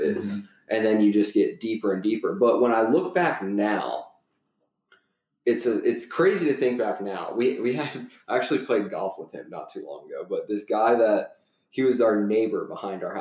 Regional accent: North Carolina, United States; also born or lived in Philadelphia, Pennsylvania; I was born up in the Northeast in Philadelphia. Go Eagles. I was born, but I spent the majority of my like formative years here in North Carolina

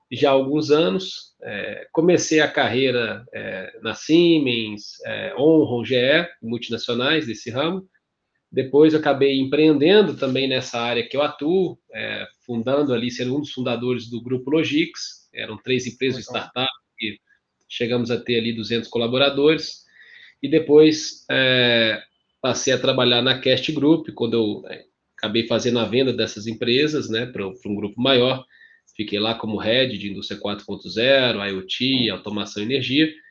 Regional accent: Minas Gerais, Brazil; somos mineiros aqui. É engraçado que a gente estava conversando, você achou que eu era paulista, né? Depois foi descobrir que eu era mineiro.

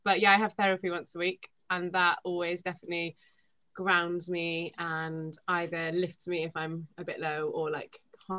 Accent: Wales, United Kingdom; first language Welsh; The second thing is that I'm Welsh, even though I don't sound that Welsh. I'm Welsh and I speak fluent Welsh.

